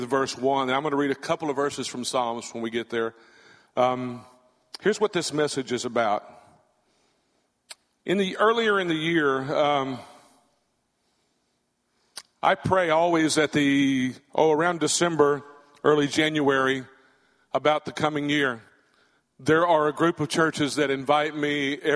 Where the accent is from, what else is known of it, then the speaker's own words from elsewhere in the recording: Catahoula Parish, Louisiana, United States; accent: central Louisiana redneck; moved away; I'm from Catahoula Parish in Louisiana